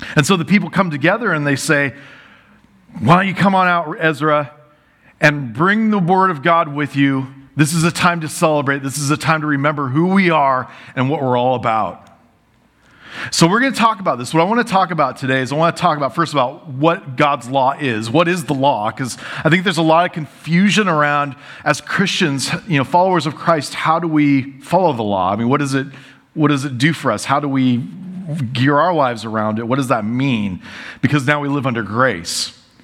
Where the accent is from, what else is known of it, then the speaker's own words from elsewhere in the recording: United States; I love being American